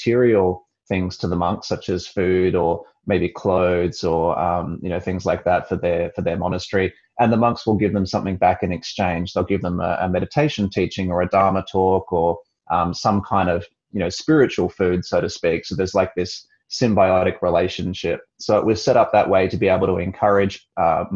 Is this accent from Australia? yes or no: yes; Perth, Western Australia, Australia; also born or lived in Sydney; practicing in Perth, which is my hometown